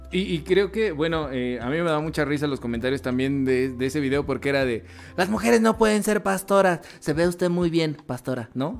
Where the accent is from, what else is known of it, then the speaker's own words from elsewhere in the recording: Mexico; nosotros como latinoamericanos, en específico como mexicanos